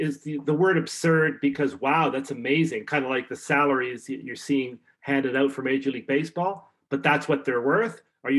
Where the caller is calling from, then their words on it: Canada; I'm calling you from Canada.